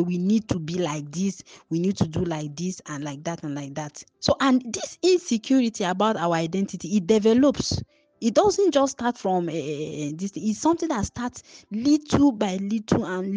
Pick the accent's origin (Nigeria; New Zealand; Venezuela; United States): Nigeria; when you are a born, bred, and toasted Nigerian like I am, my national identity is I am a Nigerian